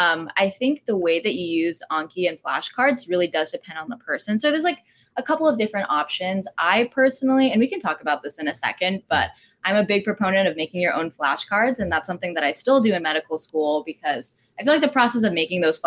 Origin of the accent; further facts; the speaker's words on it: Texas, United States; also born or lived in California; now in New York, United States; I grew up in Texas, went to undergrad in California, and now I'm on the East Coast.